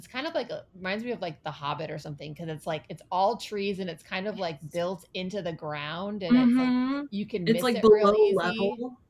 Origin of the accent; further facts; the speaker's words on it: Ann Arbor, Michigan, United States; now in Palm Desert, United States; I live now in Palm Desert. This is a much more conservative place than I've ever lived before. And I was raised in Ann Arbor, Michigan, which is liberal bubble, you know, University of Michigan's there.